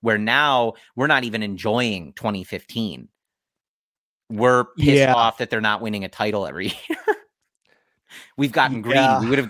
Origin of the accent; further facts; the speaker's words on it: Chicago, Illinois, United States; growing up in Chicago.